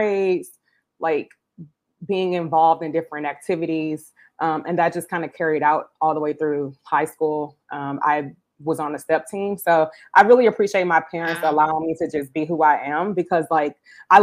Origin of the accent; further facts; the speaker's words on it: Houston, Texas, United States; moved away as an adult; now in Bangkok, Thailand; I was born and raised in Houston